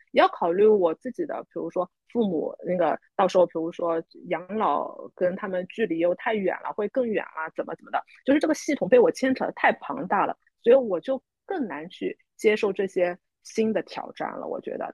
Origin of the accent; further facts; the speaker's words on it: Shanghai, China; moved away as an adult; now in Singapore; 我很多上海，呃，土生土长的人来说，其实离开上海，有时候是不在我们自己本身的计划之内的